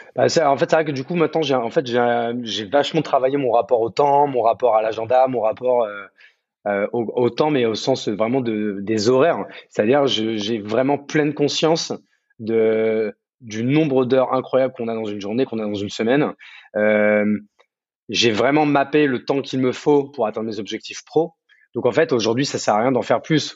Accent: Champagne-Ardenne, Grand Est, France; moved away as an adult; also born or lived in Paris; now in Bordeaux, France; De base, moi, je suis né à Paris, mais j'ai vécu euh, mon adolescence jusqu'au bac en Champagne-Ardenne, à la campagne. Donc moi, je suis plutôt un, enfant de la campagne

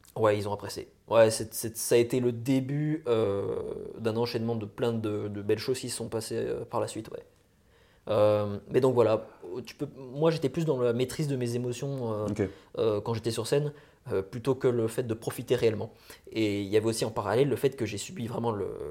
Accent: near Besançon, Bourgogne-Franche-Comté, France; also born or lived in Lyon; je suis né à Lyon, en, donc en 1997. Et, euh, j'ai plus vécu en Franche-Comté quand, j'étais gosse. j'ai plus près de Besançon

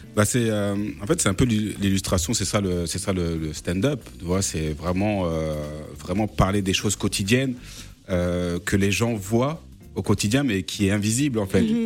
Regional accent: France; si je parle bien français, c'est peut-être parce que je suis né en France

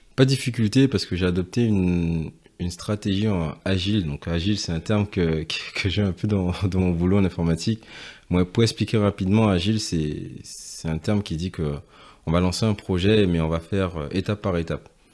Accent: Guadeloupe; moved away as an adult; now in Paris, France; j'ai vécu en Guadeloupe euh, jusqu'à mes 18 ans. Ensuite je suis parti euh, pour mes études et euh, depuis ben, je, suis, je suis à Paris.

